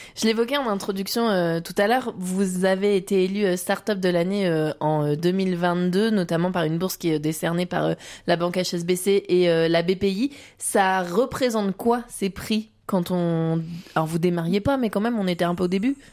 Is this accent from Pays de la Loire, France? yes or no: yes; Vendée, Pays de la Loire, France; chez nous en Vendée